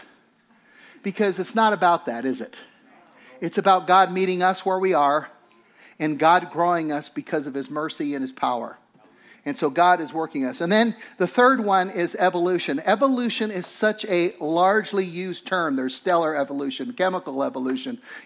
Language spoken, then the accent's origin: English; Los Angeles, California, United States; I grew up in Los Angeles